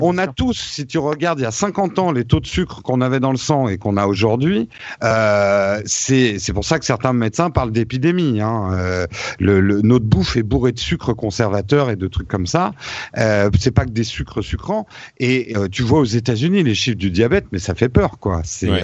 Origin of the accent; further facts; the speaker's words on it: France; c'est ça qui fait notre force en tant que Français